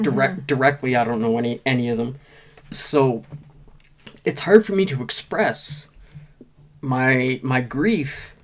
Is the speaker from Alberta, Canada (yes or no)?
no; Nova Scotia, Canada; I am such a proud Nova Scotian.